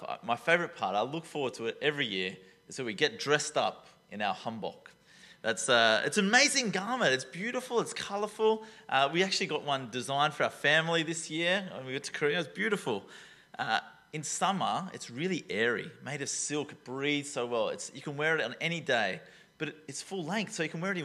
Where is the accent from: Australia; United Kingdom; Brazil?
Australia; Taree, New South Wales; I'm from Taree, you know, like that. If you don't know Taree, it's coastal Australia